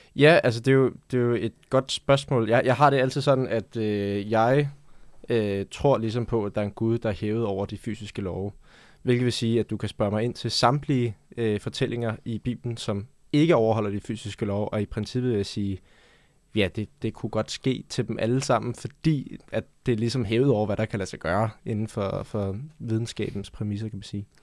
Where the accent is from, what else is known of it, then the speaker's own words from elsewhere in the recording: Denmark; jeg voksede op her i Danmark